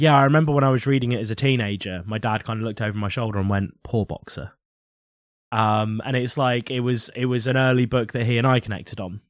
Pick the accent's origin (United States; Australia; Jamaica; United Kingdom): United Kingdom; We were in Britain